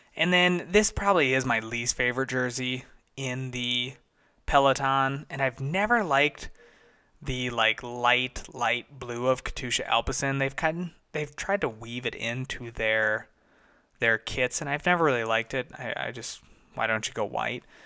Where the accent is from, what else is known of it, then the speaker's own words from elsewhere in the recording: United States; being an American